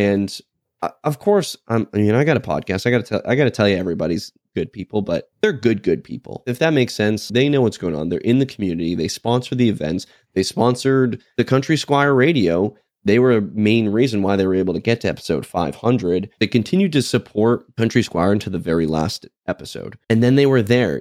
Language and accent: English; United States; as an American